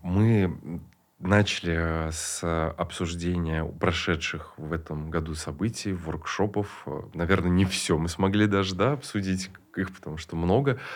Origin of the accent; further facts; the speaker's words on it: Kazan, Tatarstan, Russia; Я родился в Суконной Слободе